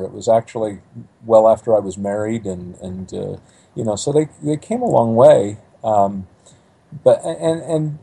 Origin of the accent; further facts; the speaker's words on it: Provo, Utah, United States; I grew up in Provo, Utah